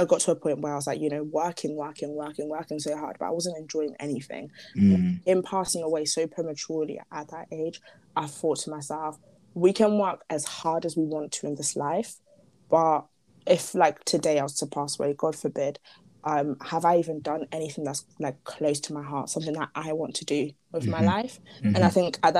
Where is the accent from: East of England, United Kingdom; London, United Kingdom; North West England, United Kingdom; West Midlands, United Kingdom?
North West England, United Kingdom; Merseyside; moved away; also born or lived in Zimbabwe; Liverpool, Merseyside is where I grew up.